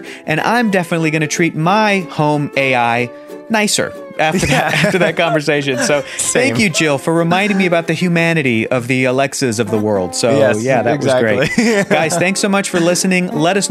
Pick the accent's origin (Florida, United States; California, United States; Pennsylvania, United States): California, United States; Southern; You know, I'm from Southern California.